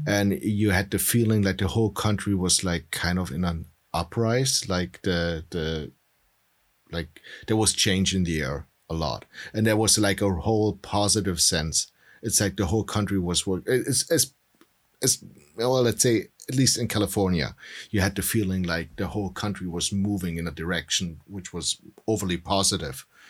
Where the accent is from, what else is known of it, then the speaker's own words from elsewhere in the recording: Germany; now in United States; In Germany, I was, I'm dual citizen. So in Germany, I was always the American